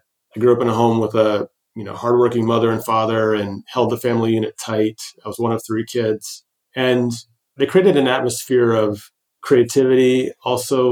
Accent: Detroit, Michigan, United States; also born or lived in Newburgh, New York; I was born technically in Newburgh, New York, but I spent the majority of my childhood in the Detroit metropolitan area, right in the heart of American Auto.

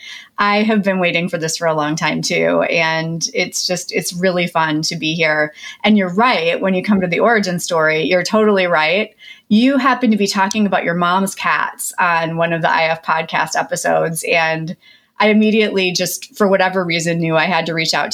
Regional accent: Midwest, United States; I grew up in the Midwest to a very blue collar family of very hardworking people.

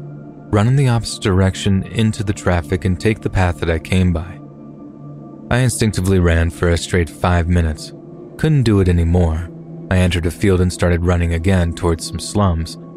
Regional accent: North Carolina, United States; also born or lived in New York City, United States; My family is Eastern European. I was born in New York City and then spent half of my childhood in North Carolina.

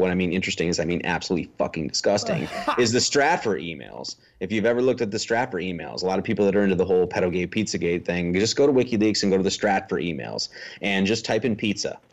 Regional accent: Wisconsin, United States; moved away; I'm from Wisconsin originally

